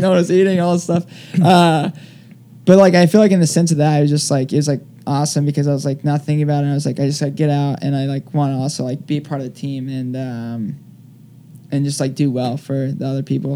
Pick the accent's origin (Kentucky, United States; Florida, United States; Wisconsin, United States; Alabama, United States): Florida, United States; Palm Bay; accent: southern drawl; also born or lived in Colorado; now in New York, United States; my hometown marathon, which is Space Coast Marathon